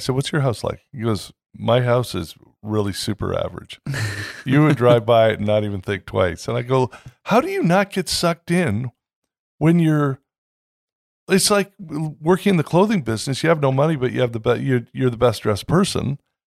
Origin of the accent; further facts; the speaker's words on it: Canada; now in United States; everybody knows at this point that I came from Canada 20 years ago and we love living in the States.